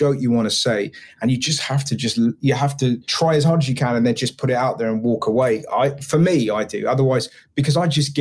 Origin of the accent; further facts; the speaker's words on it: England, United Kingdom; I'm from England